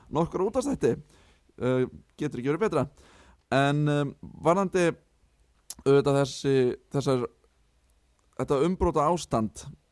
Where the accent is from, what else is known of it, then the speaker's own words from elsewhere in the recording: Keflavík, Southern Peninsula, Iceland; moved away as an adult; now in Manchester, United Kingdom; minn heimabæ þar sem að ég er að miklu leiti alveg upp í keflaug